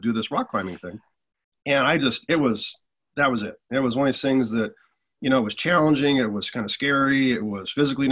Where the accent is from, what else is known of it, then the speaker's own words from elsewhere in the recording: Colorado, United States; also born or lived in Wyoming / Texas; I grew up in Colorado with my parents.